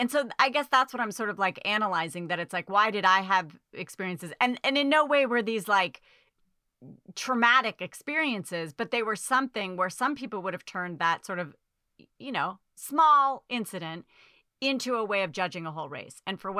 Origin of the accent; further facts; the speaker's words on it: Dorchester, Massachusetts, United States; I was from Dorchester. Yeah.